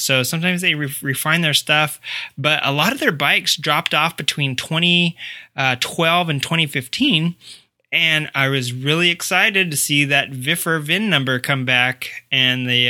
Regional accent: Arkansas, United States; moved away; I'm from Arkansas, Centerton

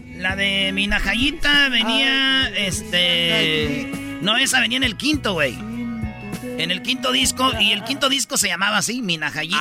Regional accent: Jiquilpan, Michoacán, Mexico; now in Los Angeles, United States; Soy de Michoacán

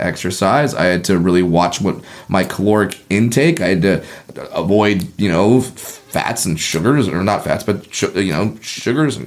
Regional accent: Southern California, United States; also born or lived in Orange County; I grew up in Southern California. I was living in Orange County

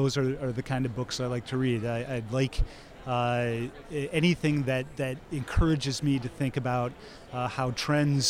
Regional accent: Midwest, United States; now in Chicago, United States; I'm a Midwesterner and I've lived in Chicago for 30 years

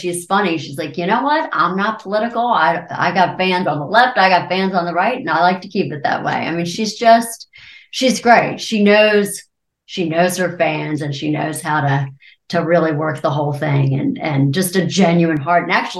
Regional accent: Maryland, United States; Maryland. Okay. Turn left at the cow, right at the church, keep on going directions.

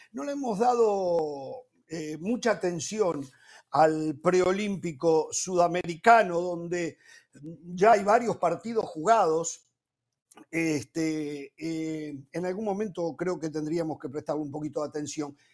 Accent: Uruguay; en mi país, en Uruguay

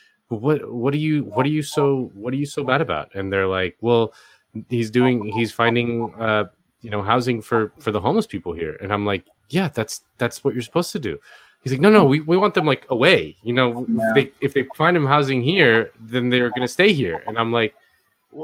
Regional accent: Miami, Florida, United States; moved away as an adult; now in Los Angeles, United States; I live in LA. I'm a transplant. I'm from Miami originally, but I moved here in 2016

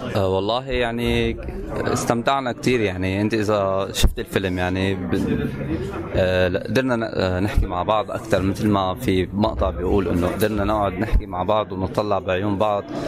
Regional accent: Syria

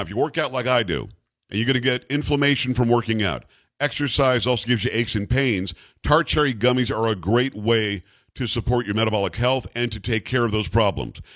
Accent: Northeast, United States; now in Texas, United States; I'm from the Northeast originally

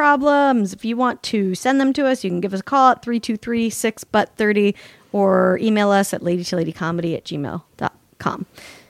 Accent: Salt Lake City, Utah, United States; They call it fry sauce in Utah, and apparently I'm from Salt Lake City, originated there, the United States version fry sauce.

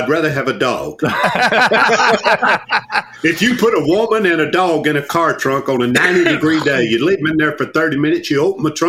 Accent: Portland, Tennessee, United States; moved away as an adult; now in Hendersonville, United States; my hometown, Portland, Tennessee, is only 15 miles from here.

